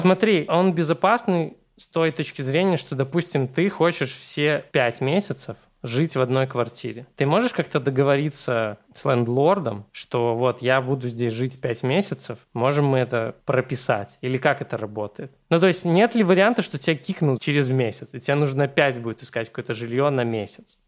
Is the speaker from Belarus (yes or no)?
yes; Belarus; у нас в Беларуси